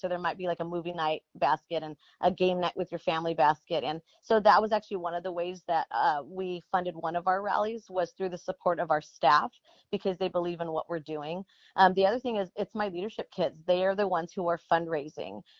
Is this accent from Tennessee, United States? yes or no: no; Coachella Valley, Southern California, United States; growing up in the Coachella Valley, um, it's Southern California